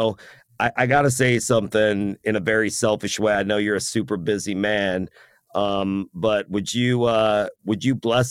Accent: United States; half Iranian. Okay. And so, and I speak Farsi, and my mother is German. I was born here in the States

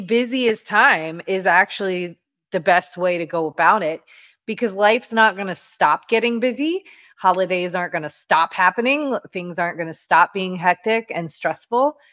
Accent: Louisiana, United States; I'm from Louisiana

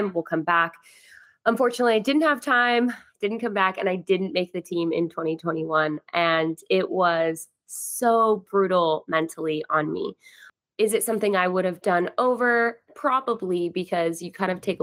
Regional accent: Idaho, United States; moved away as an adult; also born or lived in Utah; now in California, United States; growing up in Idaho

